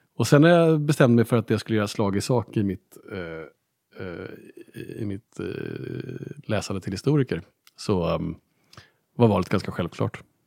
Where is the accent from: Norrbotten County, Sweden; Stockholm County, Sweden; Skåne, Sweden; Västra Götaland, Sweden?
Stockholm County, Sweden; Stockholm; now in Lund, Sweden; kom jag då som, som stockholmare